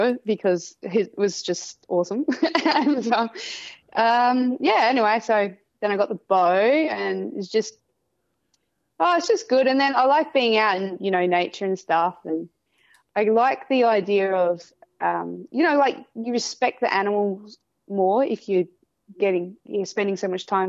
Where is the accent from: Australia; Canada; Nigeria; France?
Australia; South Australia; I am 28 from South Australia